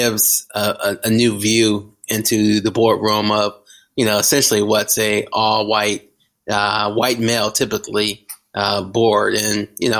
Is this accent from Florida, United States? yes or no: no; Flint, Michigan, United States; I grew up in Flint, Michigan, hyper black, a suburb of Detroit